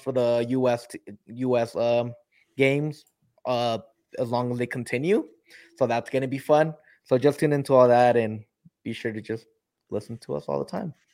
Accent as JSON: {"language": "English", "country": "United States", "said": "I'm an American"}